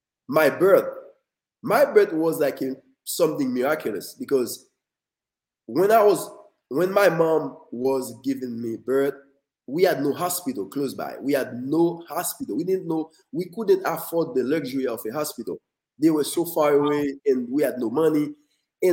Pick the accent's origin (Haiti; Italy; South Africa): Haiti; moved away; born and raised in Haiti